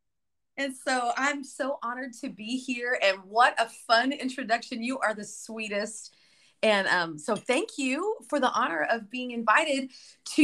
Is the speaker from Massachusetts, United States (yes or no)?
no; Liberal, Kansas, United States; moved away; I am originally from Kansas, a tiny little town in the Midwest. It's called Liberal, Kansas